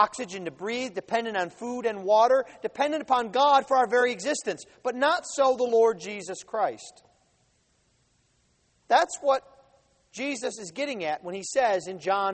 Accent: the North, United States; also born or lived in Mississippi; I had to describe myself to people as a Yankee

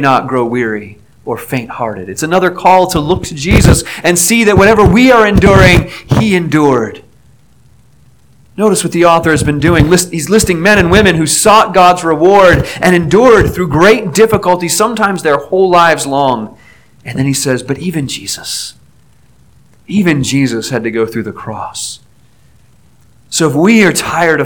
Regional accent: Aliquippa, Pennsylvania, United States; moved away; my hometown near Pittsburgh, Aliquippa

